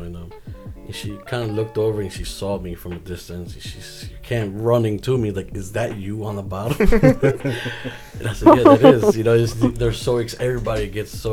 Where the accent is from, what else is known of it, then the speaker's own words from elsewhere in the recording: Bridgeport, Connecticut, United States; I was from Bridgeport